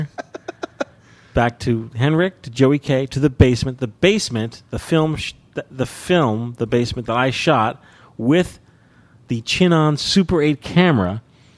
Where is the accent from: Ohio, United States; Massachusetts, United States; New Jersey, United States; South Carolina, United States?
New Jersey, United States; I'm from New Jersey